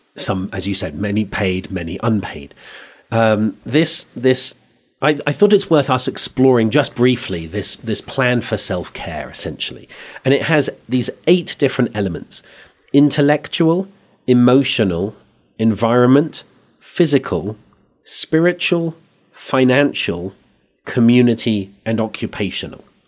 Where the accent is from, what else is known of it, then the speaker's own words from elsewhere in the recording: England, United Kingdom; accent: English; now in Santa Fe, United States; I come from England